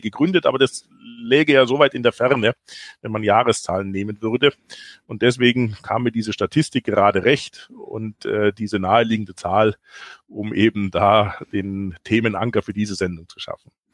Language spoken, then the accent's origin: German; Ottobrunn, Bavaria, Germany; moved away as an adult; in Ottobrunn bin ich aufgewachsen, habe dort meine Kindheit verbracht, eigentlich bis zum 18. Lebensjahr.